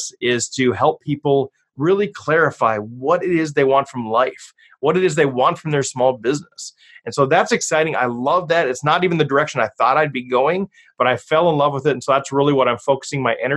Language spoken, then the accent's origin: English; Cambridge, Minnesota, United States; a church in Cambridge, Minnesota, which is my hometown